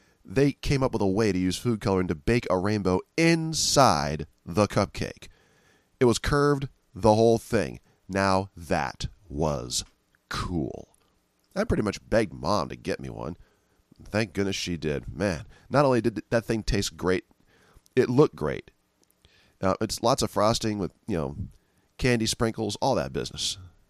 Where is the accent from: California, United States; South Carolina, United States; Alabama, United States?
California, United States; San Francisco; I'm from San Francisco